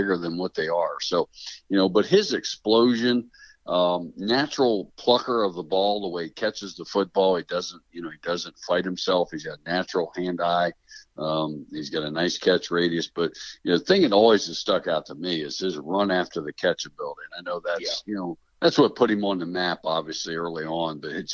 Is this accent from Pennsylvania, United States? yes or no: yes; Pennsylvania, United States; moved away as an adult; also born or lived in Arizona; I'm back in my home state of Pennsylvania